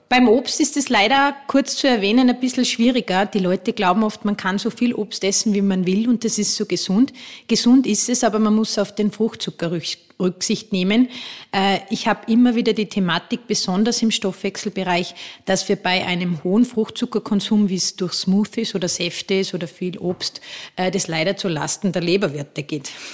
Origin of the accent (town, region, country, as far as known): Austria